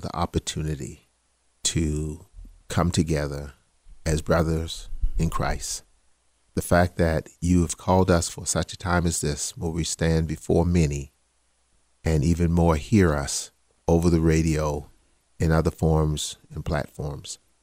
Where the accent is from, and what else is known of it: Charleston, South Carolina, United States; born or raised there; accent: South Carolina Geechee